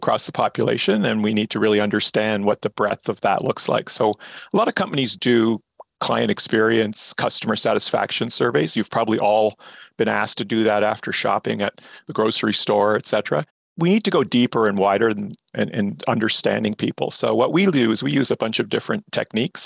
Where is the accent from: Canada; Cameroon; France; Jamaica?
Canada; we're typically Canadian